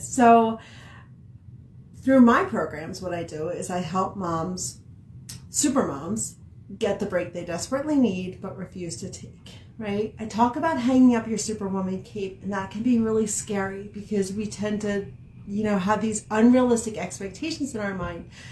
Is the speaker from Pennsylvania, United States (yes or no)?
yes; outside of Philadelphia, Pennsylvania, United States; also born or lived in Billings, Montana; now in Montana, United States; growing up in Pennsylvania, outside I was from outside of Philadelphia